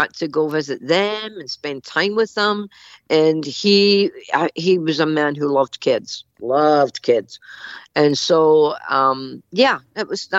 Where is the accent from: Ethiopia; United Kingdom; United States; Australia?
United Kingdom; Scotland; I'm Scottish